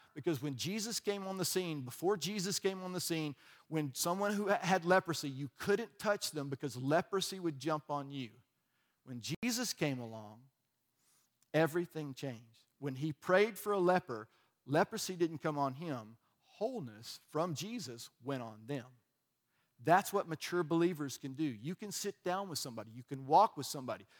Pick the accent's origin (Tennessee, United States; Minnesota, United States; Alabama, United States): Alabama, United States; I was from Alabama